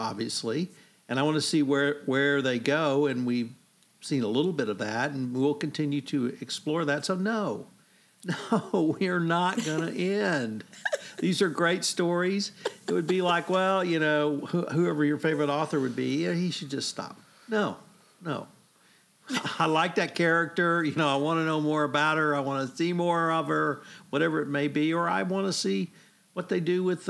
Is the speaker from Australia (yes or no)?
no; Canada; I'm Canadian.